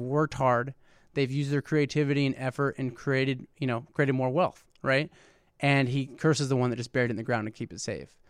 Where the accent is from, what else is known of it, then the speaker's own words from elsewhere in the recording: West Lafayette, Indiana, United States; I grew up in West Lafayette